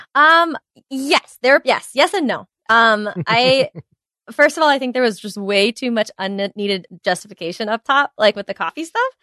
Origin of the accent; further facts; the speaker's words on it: New York City, New York, United States; being a New Yorker